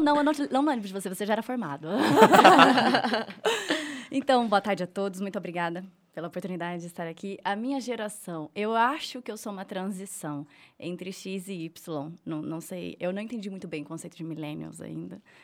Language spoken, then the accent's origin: Portuguese; Telêmaco Borba, Paraná, Brazil; now in Rolândia, Brazil; Eu nasci aqui, mas é, eu fui criada em Telemaco Borba, fui muito cedo para lá